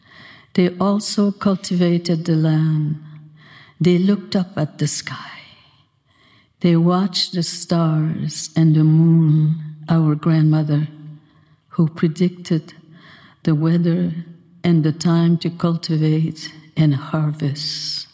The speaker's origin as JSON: {"language": "English", "town": "Trois-Rivières", "region": "Quebec", "country": "Canada", "tie": "born or raised there", "also_born_or_lived": "Odanak, Quebec / United States", "said": "I grew up in Odanak until school time. Then my parents took me to Trois-Rivières, and that is where I went to school, from grade 1 to grade 9"}